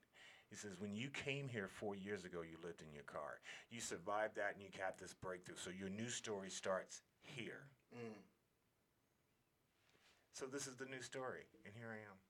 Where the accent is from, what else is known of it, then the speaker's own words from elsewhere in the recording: Alaska, United States; So I came from Alaska with a magazine cover on Alaska Magazine.